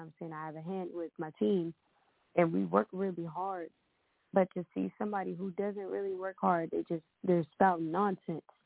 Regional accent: Ohio, United States; now in Atlanta, United States; I'm from Ohio

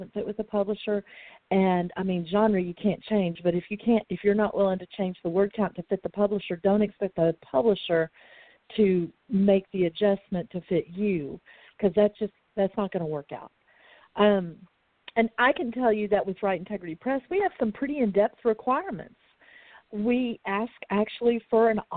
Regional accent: Texas, United States; I'm from Texas. It was all called cussing here when I was growing up

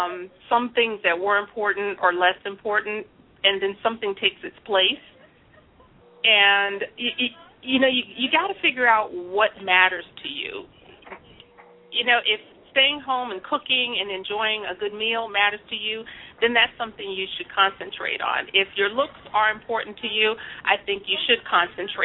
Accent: New York City, New York, United States; I was born and raised in the Bronx

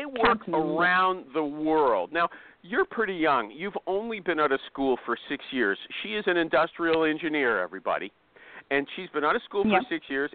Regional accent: Canada; I'm not American, by the way. Maybe. Canadian

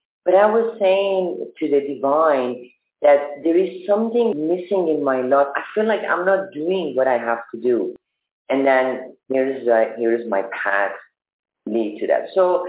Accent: Germany; Because I'm from Germany.

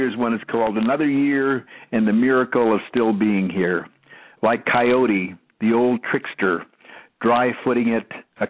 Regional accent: Canada; also born or lived in Austin, Texas / Edmonton; Well, I'm a Canadian, and I also am very much in love with Austin. So I have a home in both places because I need to be in Canada, you know, more than 6 months a year.

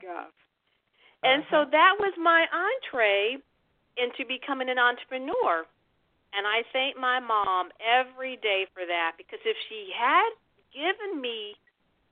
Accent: Chicago, Illinois, United States; when I was 9 years old, growing up in Chicago

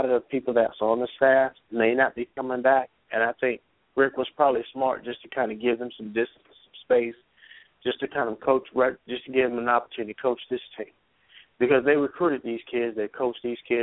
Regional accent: Georgia, United States; I'm from Georgia

